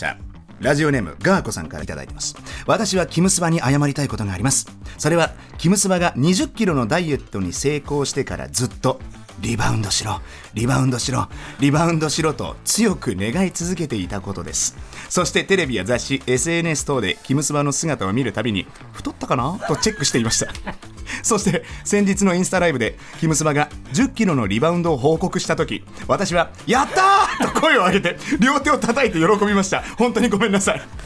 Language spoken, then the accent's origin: Japanese; Germany; ドイツ生まれの30歳。